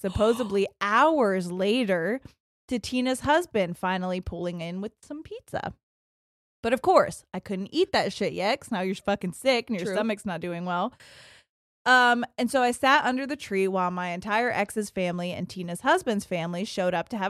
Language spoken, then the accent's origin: English; Ohio, United States; I'm from Central Ohio and started listening to you guys during peak COVID.